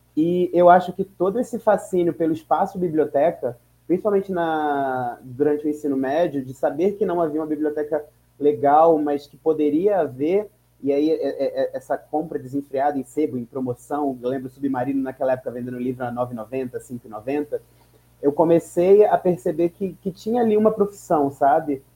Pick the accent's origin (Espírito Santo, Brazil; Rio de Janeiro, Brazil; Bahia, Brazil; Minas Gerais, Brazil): Rio de Janeiro, Brazil; São Gonçalo; now in São Paulo, Brazil; nasci em São Gonçalo